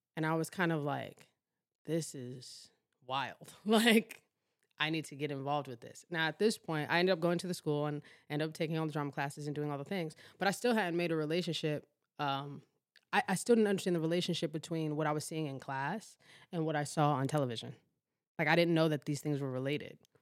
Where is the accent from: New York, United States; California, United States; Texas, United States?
New York, United States; New York City; also born or lived in Baltimore; I was born in Baltimore, but raised in Harlem, New York.